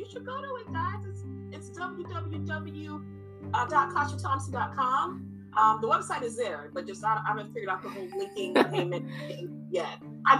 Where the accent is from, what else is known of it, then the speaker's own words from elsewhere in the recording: New York City, New York, United States; moved away as an adult; I'm from Brooklyn. I grew up in Brooklyn, New York.